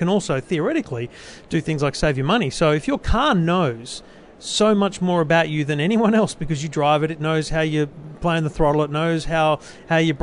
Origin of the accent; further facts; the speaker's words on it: Australia; how old I am, that I'm male, and that I'm from Australia.